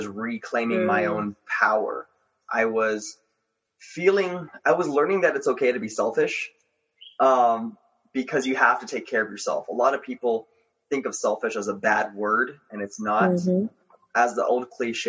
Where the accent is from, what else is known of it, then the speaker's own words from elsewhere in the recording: Los Angeles, California, United States; moved away as an adult; now in Colorado, United States; I grew up in Los Angeles, California. Mainly around the Gardena area. Recently I moved to Colorado